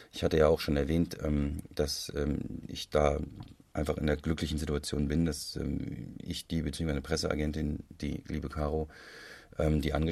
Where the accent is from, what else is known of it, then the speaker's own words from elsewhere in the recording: Hesse, Germany; das ähm, macht für mich als Hesse natürlich nochmal viel sympathischer.